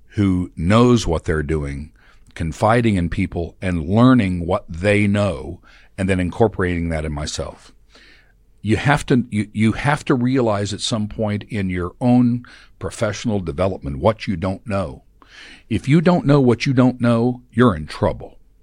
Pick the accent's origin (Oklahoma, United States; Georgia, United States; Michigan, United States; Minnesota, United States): Oklahoma, United States; Tulsa; moved away; I'm a native of Tulsa. I was born in Tulsa.